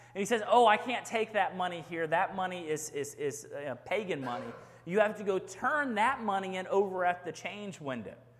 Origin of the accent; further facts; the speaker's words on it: Houston, Texas, United States; now in Rockdale, United States; I grew up in Houston, Texas, big city.